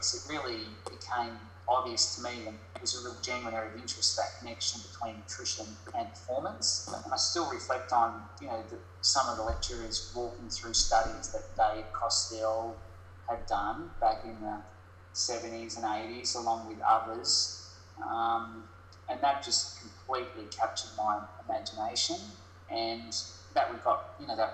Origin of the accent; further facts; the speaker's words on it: Gold Coast, Queensland, Australia; also born or lived in Brisbane; I was raised on the Gold Coast in Burleigh